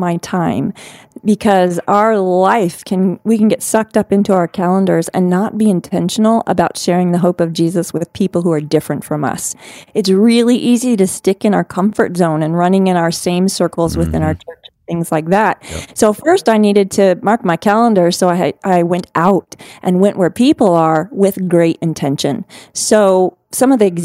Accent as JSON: {"language": "English", "country": "United States", "tie": "born or raised there", "said": "my hometown of the United States"}